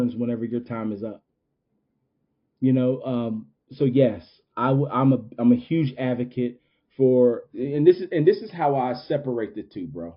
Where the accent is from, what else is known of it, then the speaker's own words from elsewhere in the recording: Winston-Salem, North Carolina, United States; in my hometown